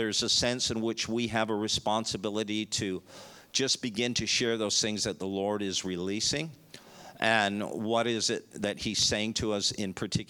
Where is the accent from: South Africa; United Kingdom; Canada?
Canada; moved away as an adult; also born or lived in Dallas, Texas / Chicago / Florida; now in Melbourne, Australia; We're from Canada